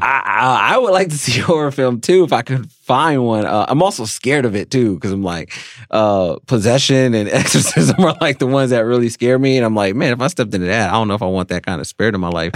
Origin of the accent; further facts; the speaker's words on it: Cleveland, Ohio, United States; moved away as an adult; I'm a kid from Cleveland, Ohio, came out here to pursue this